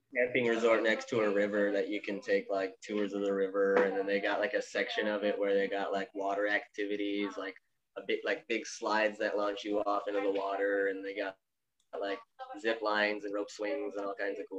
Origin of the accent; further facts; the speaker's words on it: Tucson, Arizona, United States; Born and raised Tucson, Arizona